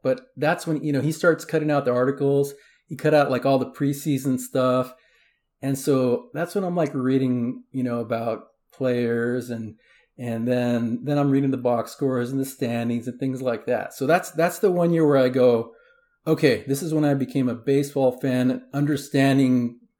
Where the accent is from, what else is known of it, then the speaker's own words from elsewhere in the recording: San Diego, California, United States; And so, you know, and where I grew up in South San Diego, and I'm Mexican, my father's from Tijuana.